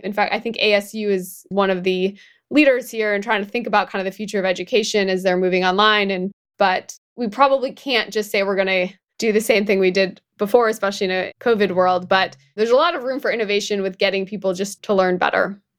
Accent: Midwest, United States; moved away; I'm also from the Midwest. I go back there

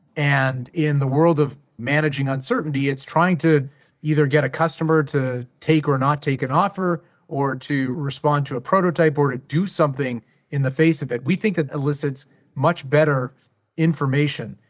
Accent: Canada; as a Canadian

